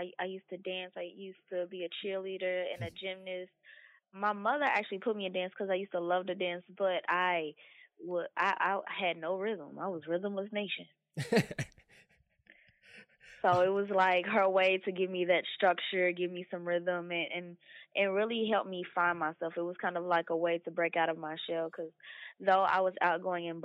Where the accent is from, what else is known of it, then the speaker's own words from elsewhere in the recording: Louisville, Kentucky, United States; Was born and raised in Louisville, Kentucky